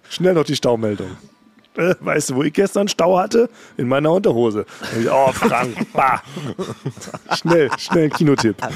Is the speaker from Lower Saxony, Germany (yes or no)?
no; Berlin, Germany; ich bin ja als, als gebürtiger Berliner kenne ich tatsächlich nur diese ganzen Berliner Morningshows